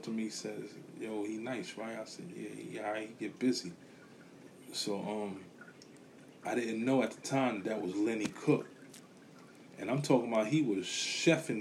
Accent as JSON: {"language": "English", "town": "New York City", "region": "New York", "country": "United States", "tie": "born or raised there", "said": "Growing up in a neighborhood, you know, I'm from Brooklyn, Bushwick"}